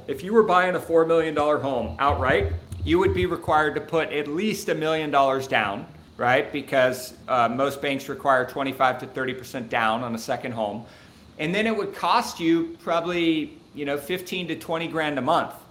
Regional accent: Cincinnati, Ohio, United States; I'm from Cincinnati, Ohio

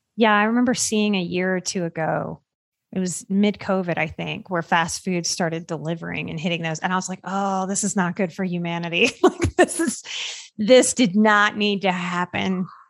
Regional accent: Louisiana, United States; So I grew up in Louisiana. So I grew up on soul food

